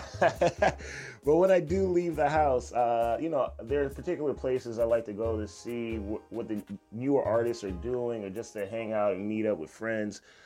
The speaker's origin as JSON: {"language": "English", "country": "U.S. Virgin Islands", "tie": "born or raised there", "moved": "yes", "lives_now": "United States", "said": "I'm originally from Saint Croix, and I started young there. And then when I moved to the States"}